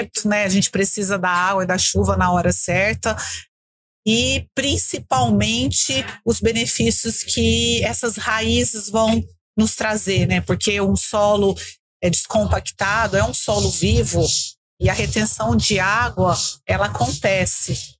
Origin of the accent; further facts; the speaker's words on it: Guaíra, Brazil; Eu sou de Guaíra, sou conterrânea da Sônia